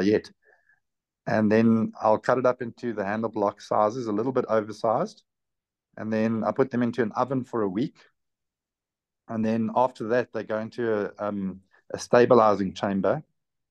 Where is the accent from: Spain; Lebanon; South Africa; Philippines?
South Africa; I'm from South Africa. Our currency is called rands